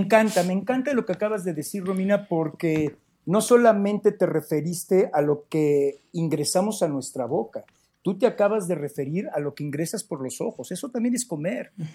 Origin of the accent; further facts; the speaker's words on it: Mexico; pues de México